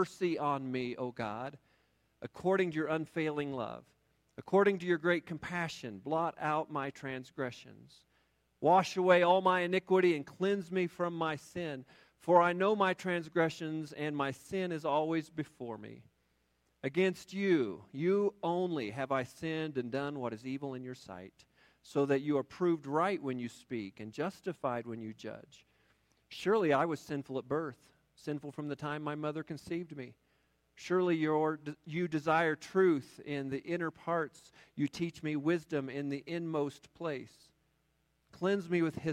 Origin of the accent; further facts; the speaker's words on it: Kansas City, United States; moved away; I grew up in Kansas City